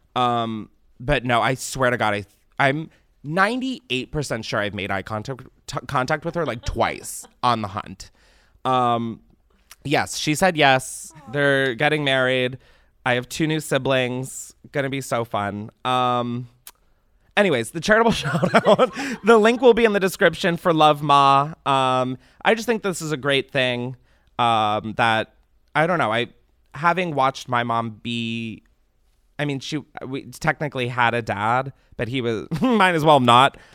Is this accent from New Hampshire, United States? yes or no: no; Delaware, United States; moved away; growing up in Delaware